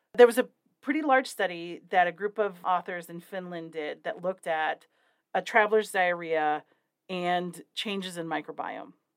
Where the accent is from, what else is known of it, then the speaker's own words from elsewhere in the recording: Wyoming, United States; my home state, my very real home state of Wyoming.